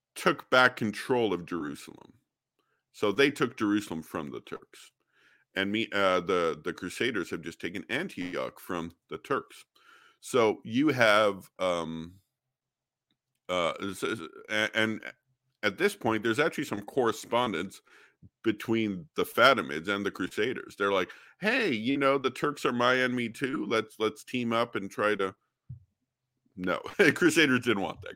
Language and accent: English; Alberta, Canada; I'm from Canada. uh, born and raised in Alberta